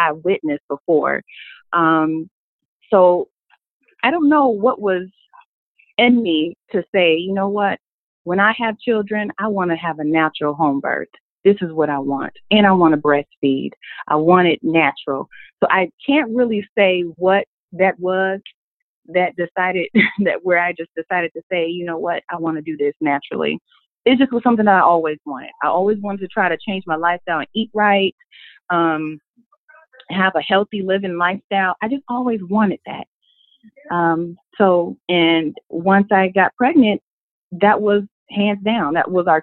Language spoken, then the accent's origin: English; Minneapolis, Minnesota, United States; now in Atlanta, United States; I am originally from Minnesota, Minneapolis